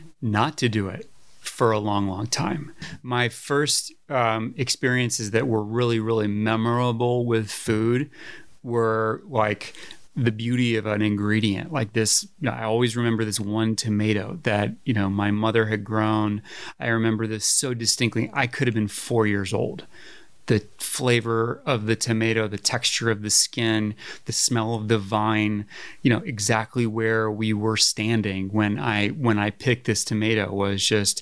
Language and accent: English; Woodbury, Connecticut, United States; also born or lived in Washington, Connecticut; I grew up in between Woodbury and Washington, Connecticut, Litchfield County, northwest corner. Mostly in Woodbury at an old farmhouse